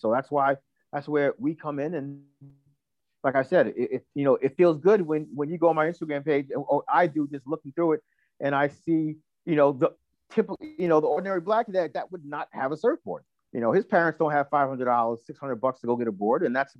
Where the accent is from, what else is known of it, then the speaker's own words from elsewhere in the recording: Long Island, New York, United States; also born or lived in Manhattan, New York; now in Rockaway Beach, Queens, United States; I grew up in Long Island, you know, my parents spoiled the crap out of us. So we were swimming in 1977, I was 5 years old.